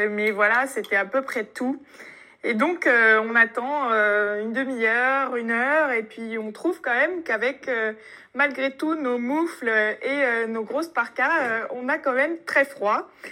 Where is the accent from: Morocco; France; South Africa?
France; accent: French; on avait un accent français